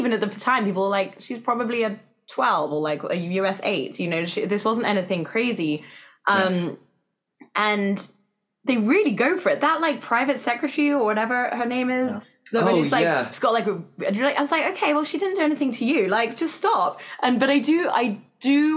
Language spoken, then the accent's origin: English; England, United Kingdom; accent: English; moved away as an adult; now in United States; me as an English person at the time